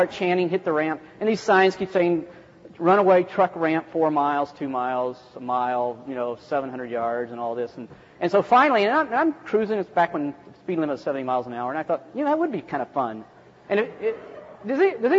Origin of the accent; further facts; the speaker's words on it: West Virginia, United States; I'm from West Virginia. We don't even have enough flat land to play golf